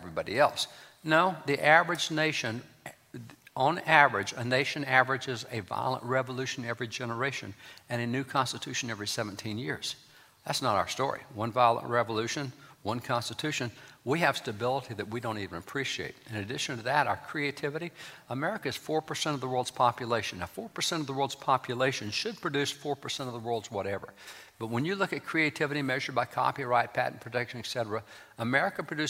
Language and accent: English; Texas, United States; I'm a cowboy from Texas